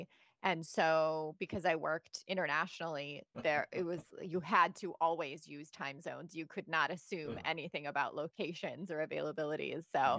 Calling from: Indianapolis, Indiana, United States; I am in lovely, cozy Indianapolis, Indiana.

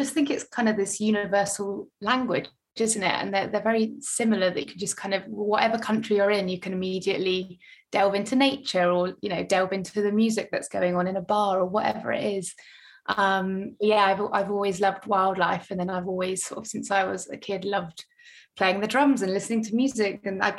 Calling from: London, United Kingdom; I'm calling in from South London today. I've just literally moved here yesterday.

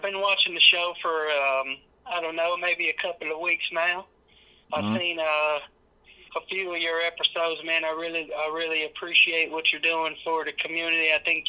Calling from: Shelbyville, Tennessee, United States; I'm calling from Shelbyville, Tennessee.

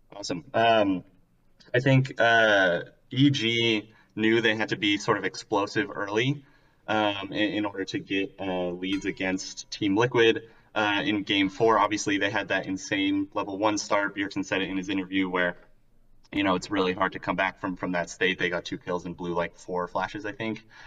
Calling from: Provo, Utah, United States; calling from the, uh, the hometown of Brandon Sanderson, Provo, Utah.

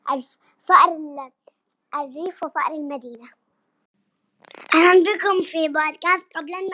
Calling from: Syria; عمري سبع سنوات من سوريا

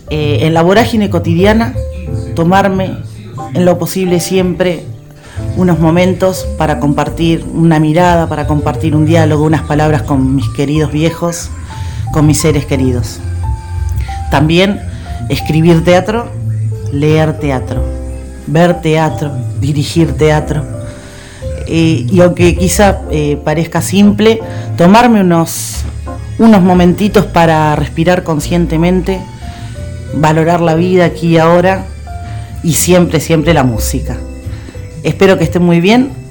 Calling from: Paraguay; de Paraguay.

